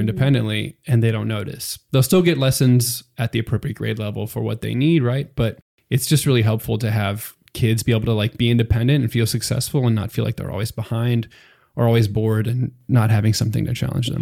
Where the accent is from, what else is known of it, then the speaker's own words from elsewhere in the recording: Pennsylvania, United States; moved away as an adult; now in Texas, United States; I'm from Pennsylvania originally, so that's, um, pretty far away from Texas